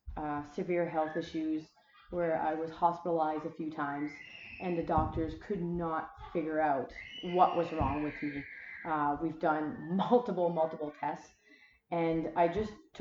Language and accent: English; Wellington region, Prince Edward Island, Canada; I am born and raised in Prince Edward Island, specifically the Wellington region